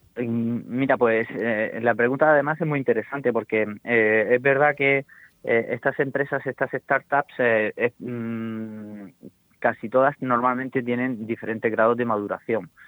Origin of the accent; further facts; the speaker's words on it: Cartagena, Region of Murcia, Spain; soy de Cartagena